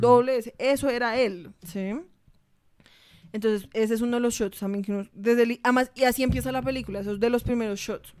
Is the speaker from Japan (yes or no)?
no; Colombia